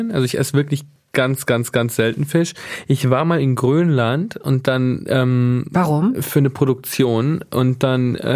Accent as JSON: {"language": "German", "region": "Southern Italy", "country": "Italy", "said": "aus Süditalien, der Heimat äh, von Büffelmozzarella"}